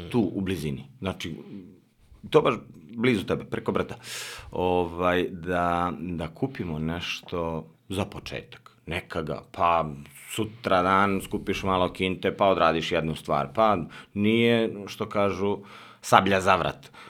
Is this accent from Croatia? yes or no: no; Kuršumlija, Toplica District, Serbia; born or raised there; moved away as an adult; now in Belgrade, Serbia